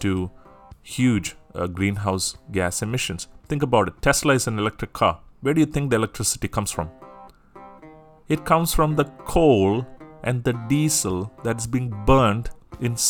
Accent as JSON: {"language": "English", "country": "Singapore", "said": "I'm from Singapore"}